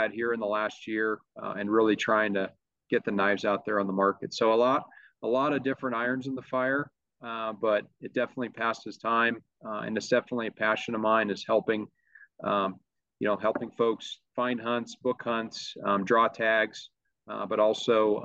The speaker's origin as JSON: {"language": "English", "region": "Montana", "country": "United States", "tie": "born or raised there", "also_born_or_lived": "California", "moved": "as an adult", "lives_now": "Central Coast, California, United States", "said": "growing up in Montana, where I was born and raised"}